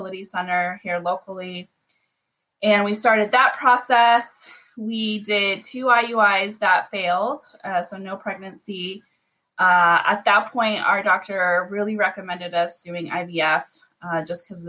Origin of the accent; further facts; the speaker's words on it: Las Vegas, Nevada, United States; I am born and raised in Las Vegas, but my people are from Mexico and Cuba